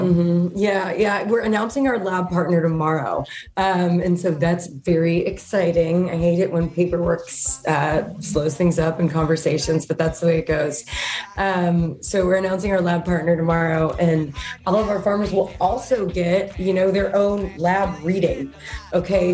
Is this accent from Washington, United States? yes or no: no; Texas, United States; moved away; We're from Texas